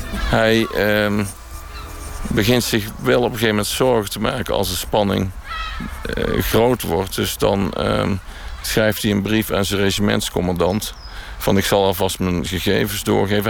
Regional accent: Netherlands; also born or lived in 's-Hertogenbosch / Tilburg; ben ik Nederlander vanwege de Eerste Wereldoorlog

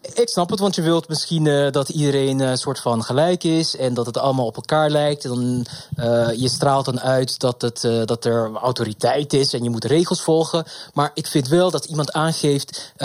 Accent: Curaçao; now in Amsterdam, Netherlands; ik kom uit Curaçao oorspronkelijk. En daar hadden we uniform ook nog op de middelbare school

